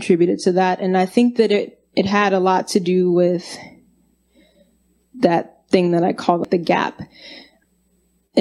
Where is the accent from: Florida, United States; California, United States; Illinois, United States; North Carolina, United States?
Illinois, United States; Chicago; I'm from the south side of Chicago. I'm from West Inglewood, and I really never ventured out of my neighborhood until it was time to think about high school